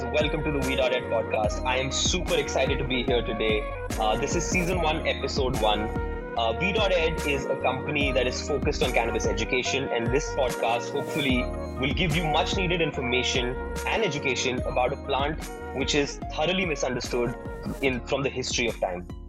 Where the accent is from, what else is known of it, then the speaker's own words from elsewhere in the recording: India; We're Indian